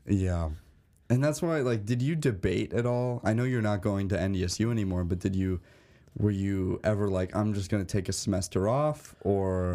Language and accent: English; Bloomington, Illinois, United States; moved away as an adult; now in North Dakota, United States; I'm from Bloomington, Normal, Illinois.